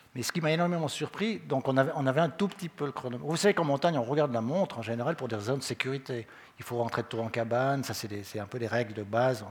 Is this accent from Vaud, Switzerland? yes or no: yes; Vaud, Switzerland; on est trop de Vaudois